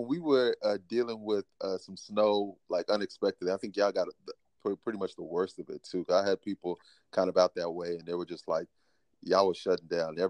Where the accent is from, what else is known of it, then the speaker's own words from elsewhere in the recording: Garland, Texas, United States; also born or lived in Dallas, Texas; So I was born in Dallas. I currently reside in Dallas. Born in Dallas, raised in Garland, Texas. For those people in Texas, kind of a suburb out right outside of Dallas.